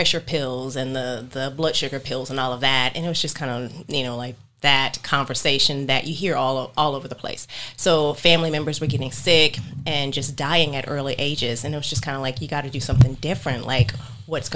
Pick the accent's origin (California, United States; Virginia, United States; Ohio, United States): Virginia, United States; Hampton; now in North Carolina, United States; I am from Hampton, Virginia.